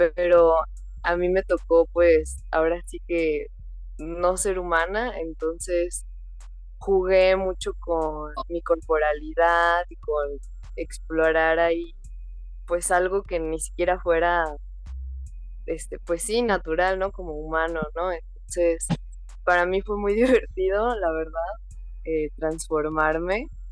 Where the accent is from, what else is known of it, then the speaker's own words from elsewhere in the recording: Mexico; yo me encuentro en México, eh, yo soy mexicana, vivo acá